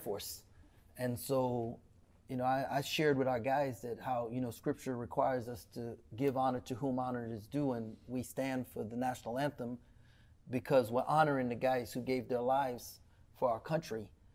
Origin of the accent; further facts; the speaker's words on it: Trinidad & Tobago; also born or lived in Cleveland, Texas; now in Waco, United States; I was born in Trinidad